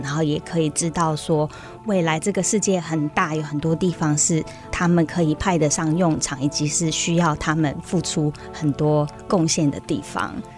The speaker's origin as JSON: {"language": "Chinese", "country": "Taiwan", "said": "在我们泰雅族话里面"}